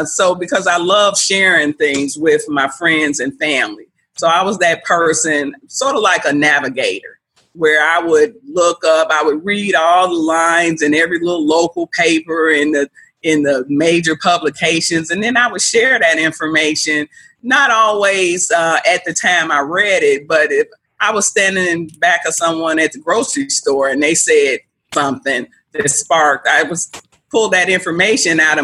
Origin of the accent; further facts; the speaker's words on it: Chicago, Illinois, United States; living here in Chicago, growing up in Chicago as a youth